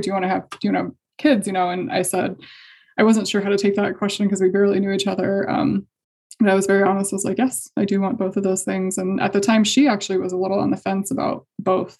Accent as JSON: {"language": "English", "region": "Indiana", "country": "United States", "tie": "born or raised there", "said": "I'm from Indiana. So I grew up in a pretty conservative"}